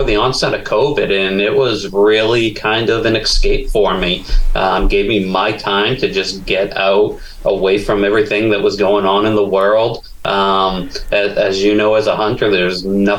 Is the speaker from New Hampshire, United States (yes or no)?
yes; New Hampshire, United States; moved away as an adult; also born or lived in South Pacific / Caribbean / Florida; now in Kentucky, United States; growing up in New Hampshire